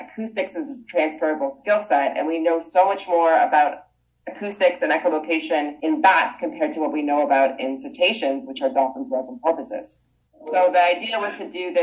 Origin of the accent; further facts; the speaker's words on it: Toronto, Ontario, Canada; moved away as an adult; also born or lived in Vancouver, Canada; I'm Canadian, so I'll drop some of boots every once in a while. And I grew up in Toronto